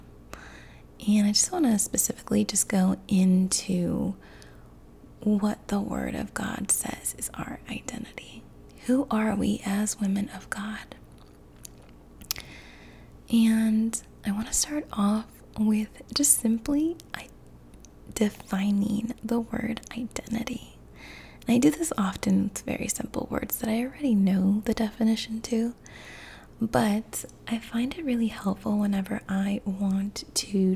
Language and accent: English; Chicago, Illinois, United States; Chicago, which is where I was born